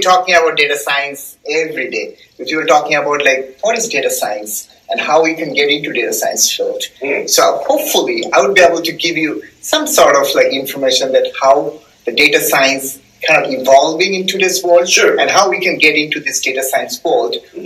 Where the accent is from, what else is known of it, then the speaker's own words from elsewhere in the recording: eastern India, India; first language Bengali; English is a second language; moved away; I'm actually ah. from eastern part of India, okay? okay. So my mother tongue is Bengali.